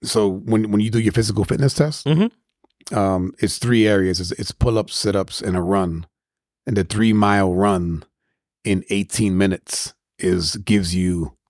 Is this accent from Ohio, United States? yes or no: no; New York City, New York, United States; growing up in Spanish Harlem, which is all blacks and Hispanics, maybe not now, but at least when I was growing up